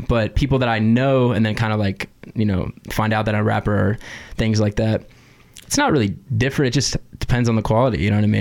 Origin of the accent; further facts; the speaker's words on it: California, United States; moved away; I'm from California originally